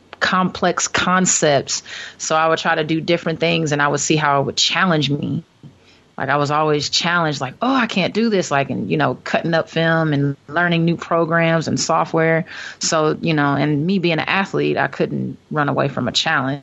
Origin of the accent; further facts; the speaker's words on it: Los Angeles, California, United States; played with the LA Sparks, my hometown.